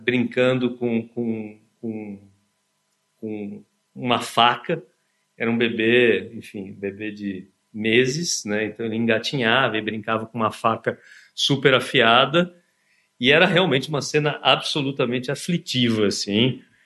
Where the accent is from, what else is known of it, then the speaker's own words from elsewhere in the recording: São Bernardo do Campo, São Paulo, Brazil; also born or lived in Santo André; eu nasci na Progressista Santo André, né? E, enfim, mas só nasci lá e depois eu, eu vivi a minha infância e adolescência do lado, na cidade de São Bernardo. Então, assim, um garoto do ABC